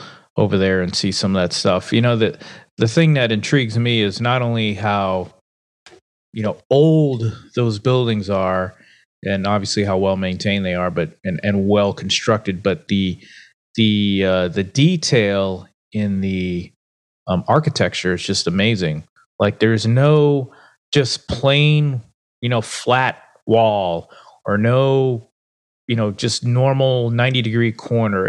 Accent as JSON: {"language": "English", "town": "Newport", "region": "Rhode Island", "country": "United States", "tie": "born or raised there", "moved": "yes", "said": "I grew up in Newport, Rhode Island"}